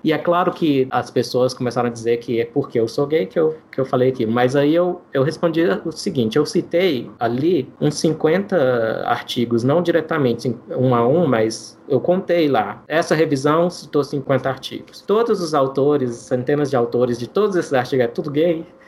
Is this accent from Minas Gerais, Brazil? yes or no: yes; interior of Minas Gerais, Brazil; now in Brasília, Brazil; Eu sou mineiro, né? Cresci no interior de Minas Gerais, é, perto de um rio chamado Paranaíba